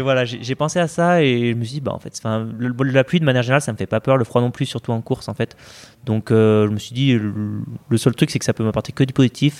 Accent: Saint-Étienne, Auvergne-Rhône-Alpes, France; je me souviens du Trail du Bessa qui est vers chez moi à Saint-Etienne

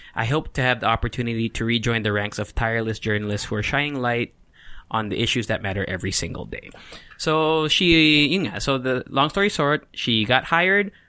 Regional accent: California, United States; also born or lived in Mira Mesa, San Diego; now in Philippines; I grew up in California

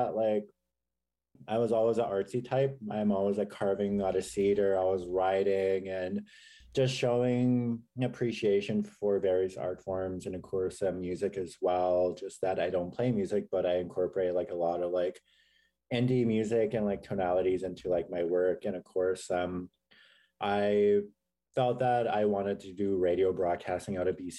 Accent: Langley, British Columbia, Canada; also born or lived in Saskatchewan; I'm grew up in Langley, BC most of my life

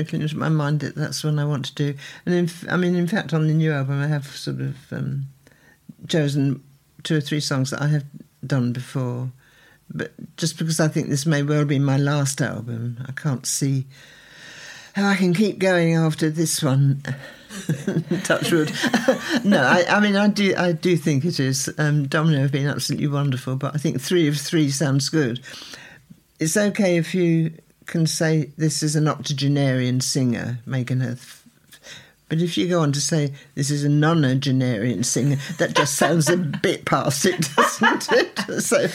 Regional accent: England, United Kingdom; I love being English

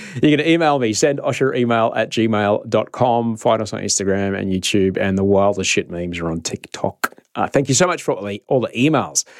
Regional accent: Queensland, Australia; I grew up in Queensland

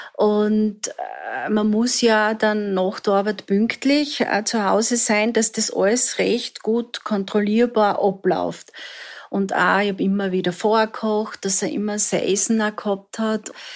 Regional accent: Southern Styria, Austria; Ich bin in der Südsteiermark aufgewachsen

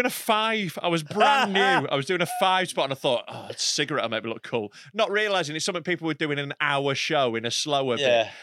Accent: near Harrogate, Yorkshire and the Humber, United Kingdom; I'm from a lovely bit of North Yorkshire. There's no pits around.

